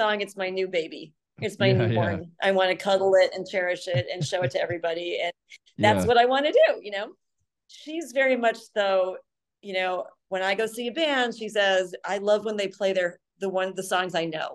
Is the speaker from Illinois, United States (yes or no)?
yes; Lake Zurich, Illinois, United States; now in Phoenix, United States; I grew up in Lake Zurich